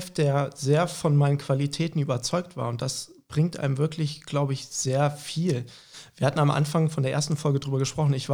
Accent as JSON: {"language": "German", "region": "Hamburg", "country": "Germany", "tie": "born there", "said": "Genau, also wir sind in Hamburg geboren, meine Eltern kommen eigentlich beide aus der Pfalz, fanden aber Hamburg immer total attraktiv, einfach als Stadt."}